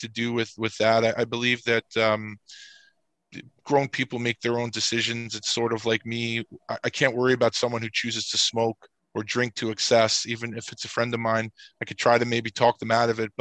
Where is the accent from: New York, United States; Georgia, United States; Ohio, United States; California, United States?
New York, United States; New York City; I grew up in Queens, which is a borough outside of Manhattan